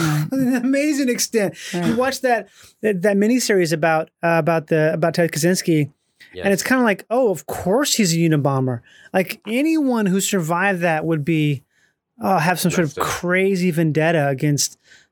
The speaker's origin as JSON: {"language": "English", "region": "Minnesota", "country": "United States", "tie": "born or raised there", "said": "A lot of drinking. I mean, I grew up in Minnesota."}